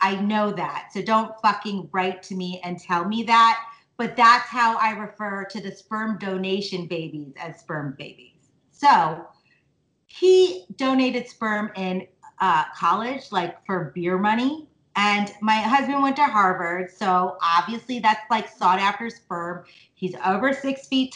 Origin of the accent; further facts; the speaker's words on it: India; I'm from India